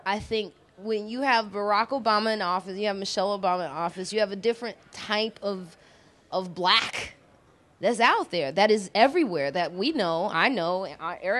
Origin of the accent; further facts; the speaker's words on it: Chicago, Illinois, United States; moved away; also born or lived in New York; I'm from Chicago